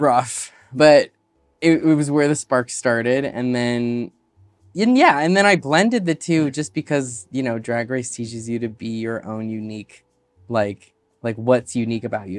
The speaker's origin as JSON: {"language": "English", "region": "Alaska", "country": "United States", "tie": "born or raised there", "also_born_or_lived": "Chicago", "moved": "yes", "said": "growing up in Alaska"}